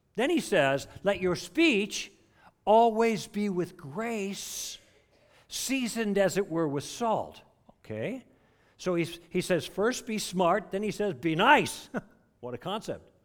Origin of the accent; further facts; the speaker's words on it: Chicago, Illinois, United States; I grew up in Chicago